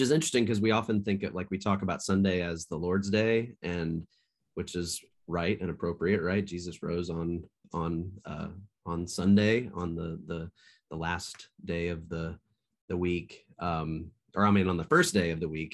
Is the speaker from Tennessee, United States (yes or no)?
yes; Nashville, Tennessee, United States; now in Marion, United States; I grew up in the Nashville, Tennessee area